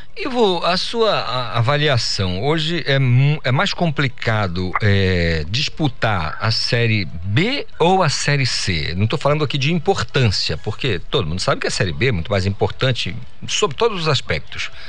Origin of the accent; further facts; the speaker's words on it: Amazon, Brazil; eu sou amazônida e adoro morar aqui na Amazônia